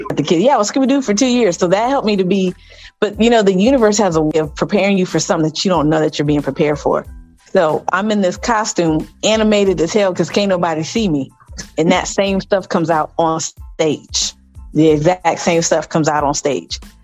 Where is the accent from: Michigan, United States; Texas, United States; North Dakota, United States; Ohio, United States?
Ohio, United States; Columbus; moved away as an adult; also born or lived in Los Angeles, California; now in Phoenix, United States; I'm originally from Columbus, Ohio. Currently residing here in hot ass uh, Phoenix, Arizona